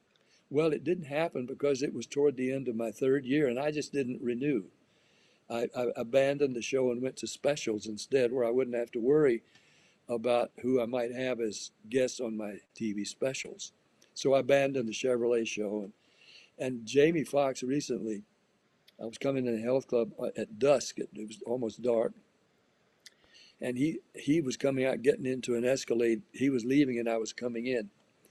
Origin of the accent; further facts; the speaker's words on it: Nashville, Tennessee, United States; also born or lived in Florida; Look, I grew up in the South. I was born in Florida, raised in Nashville.